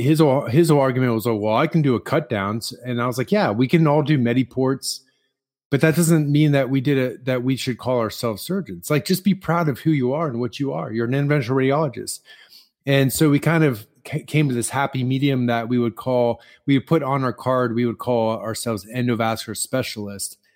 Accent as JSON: {"language": "English", "region": "Midwest", "country": "United States", "said": "I'm from the Midwest"}